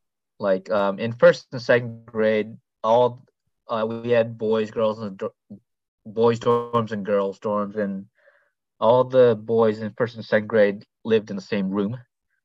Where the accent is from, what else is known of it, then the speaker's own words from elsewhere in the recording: India; born there; also born or lived in Thailand / Philippines / Malaysia; I was born in India, but my parents were missionaries with OMF in Thailand and later in the Philippines. So I grew up on the mission field as a OMF MK and TCK.